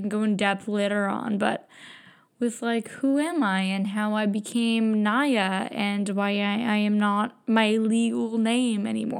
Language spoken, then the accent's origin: English; Brampton, Ontario, Canada; also born or lived in British Columbia; So I grew up in Brampton. And I knew I had to get out.